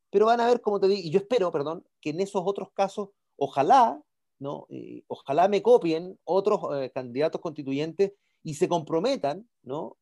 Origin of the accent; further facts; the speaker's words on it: San Miguel, Santiago Metropolitan Region, Chile; also born or lived in Italy; yo soy nacido y crecido en San Miguel, mis amigos son de la cisterna